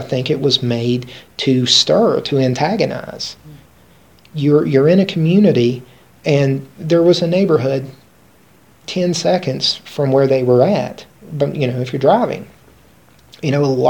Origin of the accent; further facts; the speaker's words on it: West Virginia, United States; Nobody was paid, we're all from West Virginia.